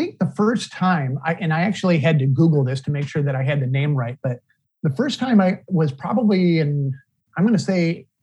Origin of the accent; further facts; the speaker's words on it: Flint, Michigan, United States; I was born and raised in Flint, Michigan, which is just north of Detroit.